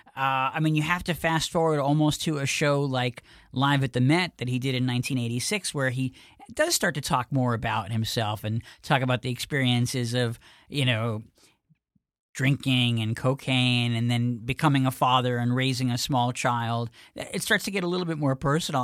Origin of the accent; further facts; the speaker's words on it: New York, United States; I was from New York